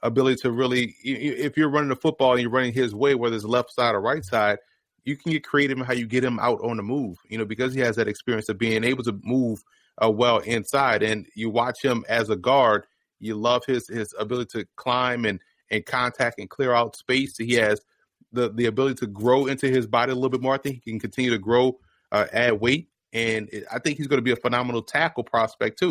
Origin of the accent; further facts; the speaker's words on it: New Orleans, Louisiana, United States; I grew up in the Ninth Ward, which is located around Pontchartrain Park and the Gentilly area.